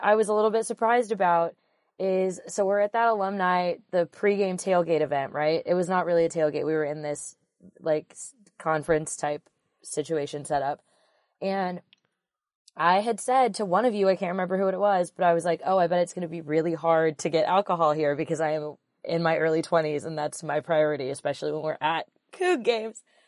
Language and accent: English; Pacific Northwest, United States; We're all from the Pacific Northwest.